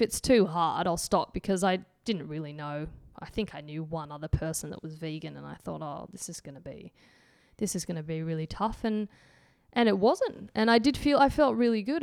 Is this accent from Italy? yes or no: no; Antwerp, Flanders, Belgium; accent: Antwerp; my Antwerp accents